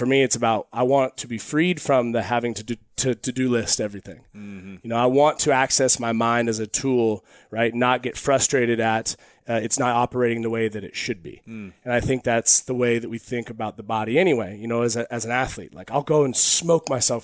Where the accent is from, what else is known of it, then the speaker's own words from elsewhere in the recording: Eugene, Oregon, United States; I grew up in Eugene, Oregon